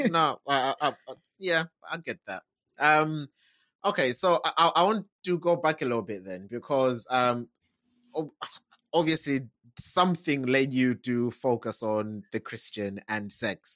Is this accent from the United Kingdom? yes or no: yes; United Kingdom; we're we're British, okay? We're not Americans